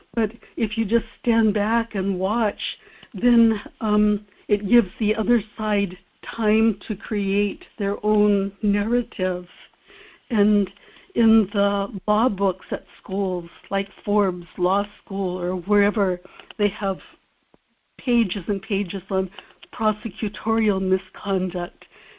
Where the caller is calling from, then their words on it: South Korea; in Korea.